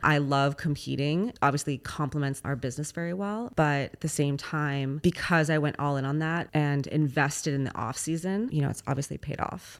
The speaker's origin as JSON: {"language": "English", "town": "Los Angeles", "region": "California", "country": "United States", "moved": "yes", "said": "I'm actually originally from Los Angeles"}